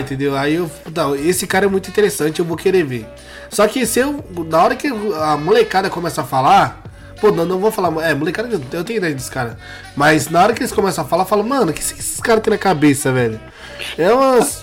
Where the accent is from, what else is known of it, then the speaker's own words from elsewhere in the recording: São Paulo, Brazil; eu sou de Guaianazes, né? Quando eu era pequena eu morava lá.